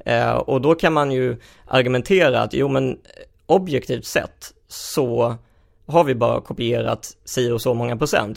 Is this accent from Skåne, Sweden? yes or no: yes; Helsingborg, Skåne, Sweden; jag växte upp i, i Helsingborg